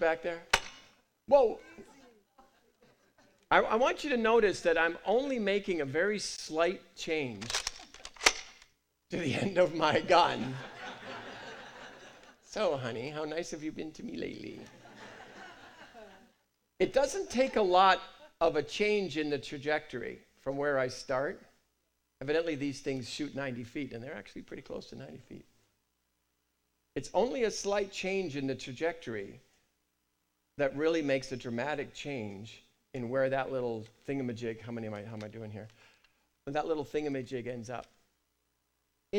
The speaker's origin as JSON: {"language": "English", "country": "United Kingdom", "said": "I'm British"}